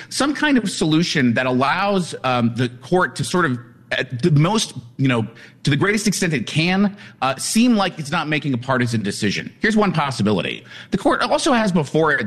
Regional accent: Colorado, United States; Colorado is my home state

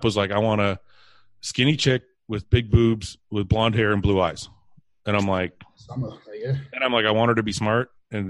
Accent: Canada; growing up in Canada was the same as the UK.

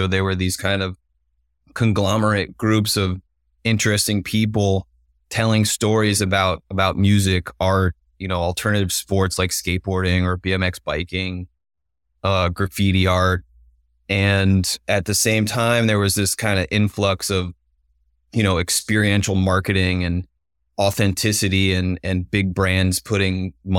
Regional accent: New Jersey, United States; When I was a kid, I grew up in New Jersey, just 30 minutes outside.

